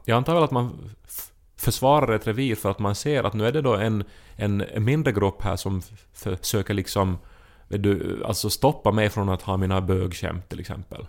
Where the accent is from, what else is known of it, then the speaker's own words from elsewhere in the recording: Finland; som finlandssvensk är man van att vara en språklig minoritet